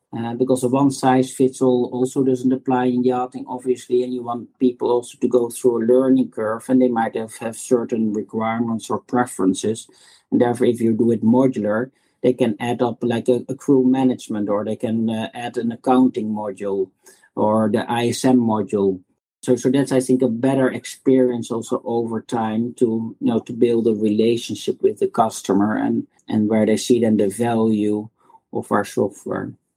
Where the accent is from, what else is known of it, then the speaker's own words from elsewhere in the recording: Netherlands; moved away as an adult; also born or lived in United Kingdom / United States; now in Singapore; as you can hear from my accent, I'm originally from the Netherlands.